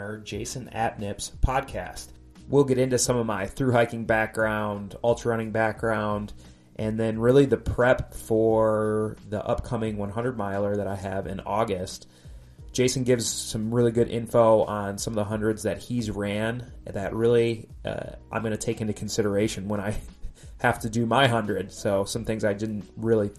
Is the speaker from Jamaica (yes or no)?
no; Wisconsin, United States; moved away as an adult; now in Oregon, United States; I was raised in the Midwest, Wisconsin, actually